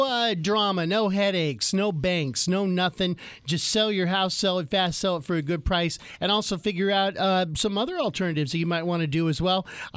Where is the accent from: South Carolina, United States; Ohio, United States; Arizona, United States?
Arizona, United States; I'm from Arizona